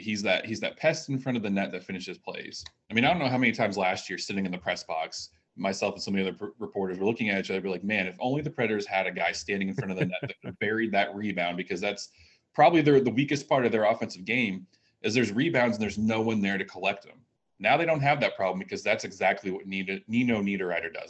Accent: New York, United States; now in Nashville, United States; I grew up in New York

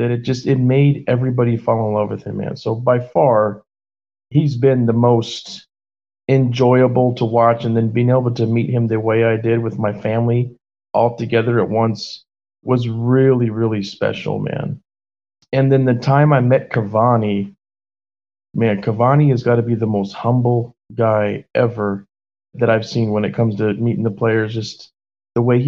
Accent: United States; also born or lived in Naples, Italy; I'm American

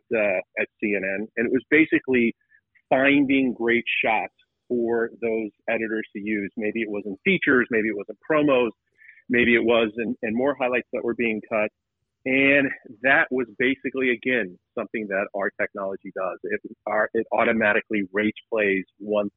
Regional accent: Atlanta, Georgia, United States; I grew up in Atlanta

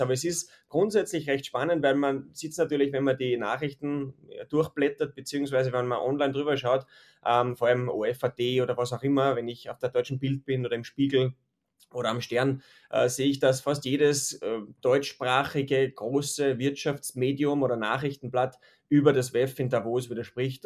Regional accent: Austria; als Österreicher

